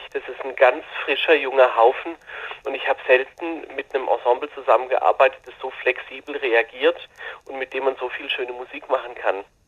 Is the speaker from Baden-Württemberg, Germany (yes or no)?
yes; Baden-Württemberg, Germany; hier bei uns in Württemberg